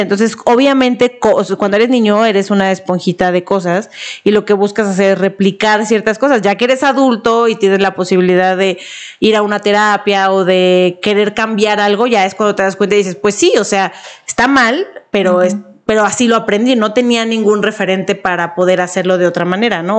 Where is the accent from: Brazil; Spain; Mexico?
Mexico; como mexicana luego yo lo veía